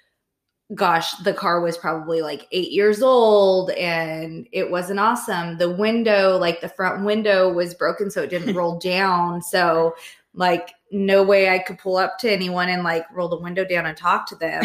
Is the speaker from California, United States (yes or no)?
yes; Clovis, California, United States; High school in Clovis, yes. But remember, I lived in the poor part.